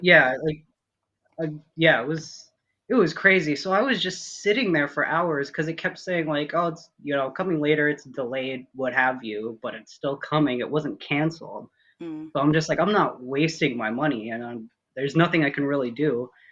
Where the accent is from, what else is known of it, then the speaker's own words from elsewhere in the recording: Minnesota, United States; moved away as an adult; born and raised in Minnesota, lived there, you know, up until like I finished college